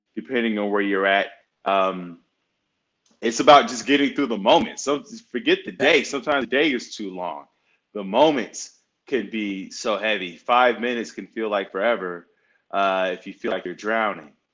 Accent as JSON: {"language": "English", "town": "Chicago", "region": "Illinois", "country": "United States", "tie": "born or raised there", "said": "I'm from the north side of Chicago, and uh, growing up in a single-parent home in a Section 8 building"}